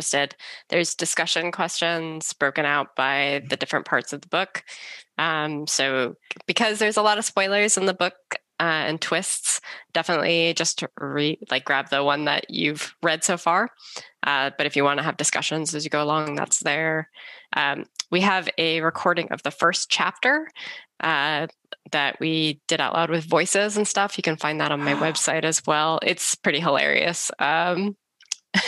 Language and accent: English; Northern California, United States; I grew up in Northern California, so we spent a lot of time in the redwoods there